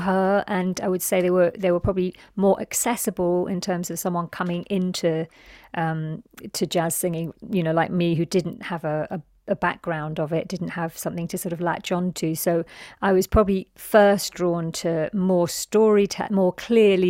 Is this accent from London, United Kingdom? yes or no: yes; London, United Kingdom; my reality of growing up in London